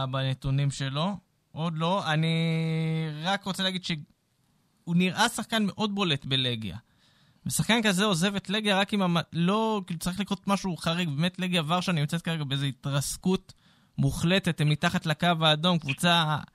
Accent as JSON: {"language": "Hebrew", "town": "Beersheba", "region": "Southern District", "country": "Israel", "said": "בתור באר שבעי"}